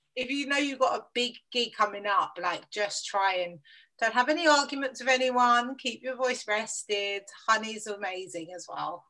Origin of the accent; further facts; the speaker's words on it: London, United Kingdom; I grew up in southeast London, Lewisham